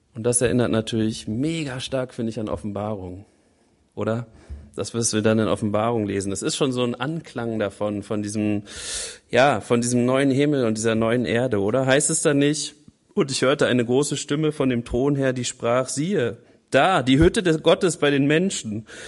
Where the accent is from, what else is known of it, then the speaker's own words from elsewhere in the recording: Germany; Wir Deutschen